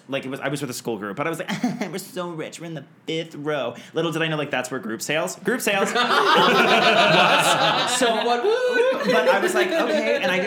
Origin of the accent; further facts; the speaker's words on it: Montgomery, Texas, United States; now in New York, United States; I'm originally from small town Texas.